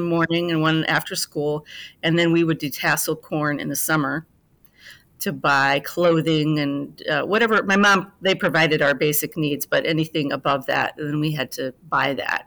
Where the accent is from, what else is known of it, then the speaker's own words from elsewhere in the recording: Fort Dodge, Iowa, United States; now in Chicago, United States; I grew up, uh, in a small town in Iowa, Fort Dodge